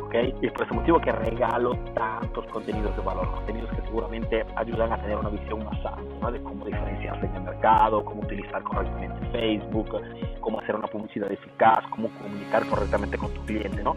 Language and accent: Spanish; Peru; yo soy peruano